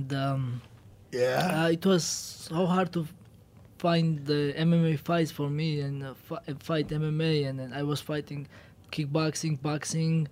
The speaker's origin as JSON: {"language": "English", "country": "Georgia", "second_language": "English", "moved": "as an adult", "lives_now": "United States", "said": "We are from Georgian"}